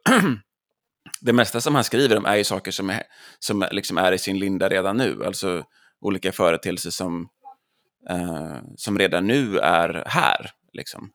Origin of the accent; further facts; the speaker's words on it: Jonsered, Västra Götaland, Sweden; som göteborgare, så, eller Jonseredsbo